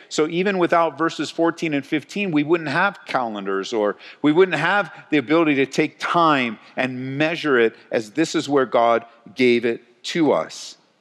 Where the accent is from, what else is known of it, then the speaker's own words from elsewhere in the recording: Southern California, United States; now in Colorado, United States; growing up in Southern California